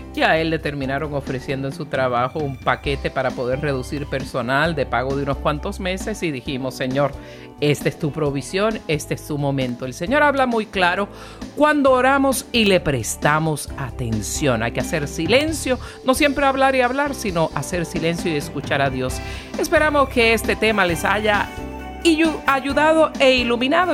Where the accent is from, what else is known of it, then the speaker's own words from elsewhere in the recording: Puerto Rico; yo soy de Puerto Rico